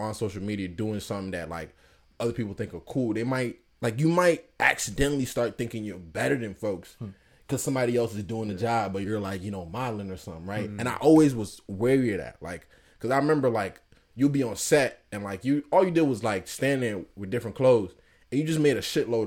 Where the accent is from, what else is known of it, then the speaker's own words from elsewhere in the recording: Worcester, Massachusetts, United States; from Worcester